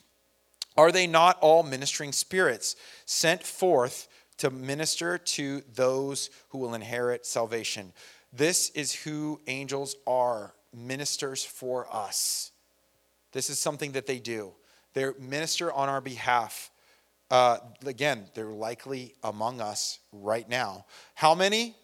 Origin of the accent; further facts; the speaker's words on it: San Bernardino, California, United States; I'm Irish and I'm from San Bernardino